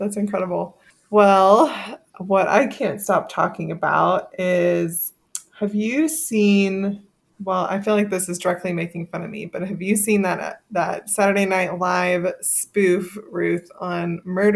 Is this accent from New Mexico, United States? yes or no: no; Texas, United States; I'm from Texas